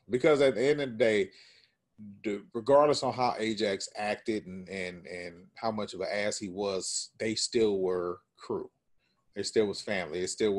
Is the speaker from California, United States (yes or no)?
yes; California, United States; we're not from New York, we're from California.